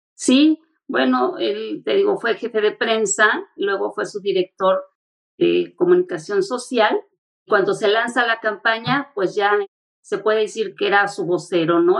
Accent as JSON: {"language": "Spanish", "country": "Mexico", "said": "Nosotros como mexicanos"}